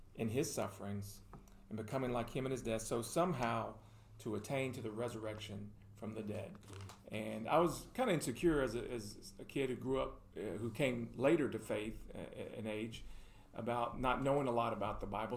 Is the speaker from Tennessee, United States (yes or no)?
yes; Murfreesboro, Tennessee, United States; also born or lived in Louisiana; I was born in Louisiana, but I grew up here in Murfreesboro, consider this home uh, since the late 80s